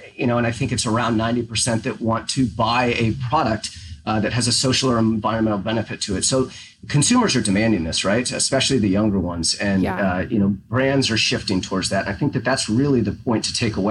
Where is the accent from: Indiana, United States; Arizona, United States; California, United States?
California, United States; Northern; now in Portland, United States; I grew up in NorCal